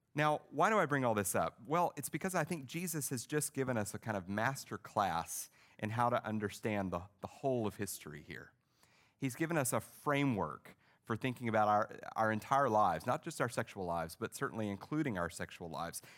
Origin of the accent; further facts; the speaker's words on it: Arkansas, United States; I was raised in Arkansas in a, in a Baptist church